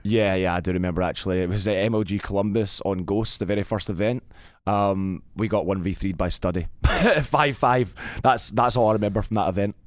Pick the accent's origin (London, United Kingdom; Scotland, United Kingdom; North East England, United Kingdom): Scotland, United Kingdom; Glasgow; I was born in Glasgow, Scotland